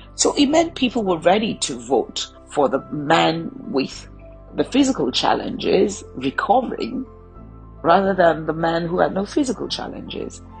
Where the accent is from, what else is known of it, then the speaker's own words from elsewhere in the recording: Nigeria; I come from the Federal Republic of Nigeria